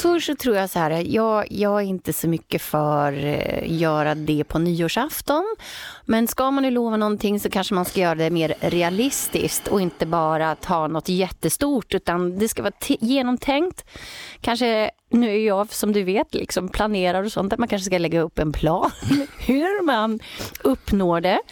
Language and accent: Swedish; Åtvidaberg, Östergötland, Sweden; där jag också bodde då i Åtvidaberg där jag växte upp som ligger i Östergötland